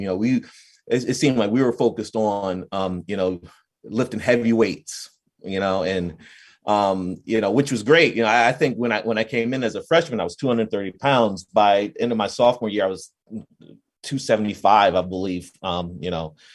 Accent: New Jersey, United States; I'm from New Jersey

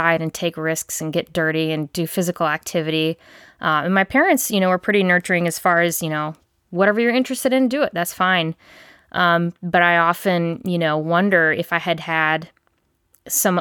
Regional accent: Charleston, South Carolina, United States; I grew up in Charleston

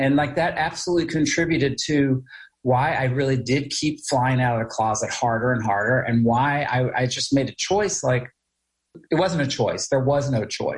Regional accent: United States; also born or lived in Charleston, West Virginia; growing up on the Virginia, West Virginia border

